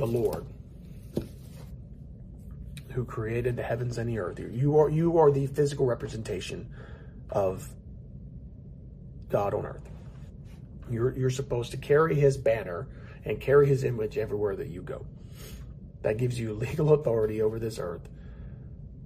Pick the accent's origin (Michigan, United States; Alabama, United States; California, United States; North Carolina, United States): North Carolina, United States; High Point; It wasn't but 3 hours from High Point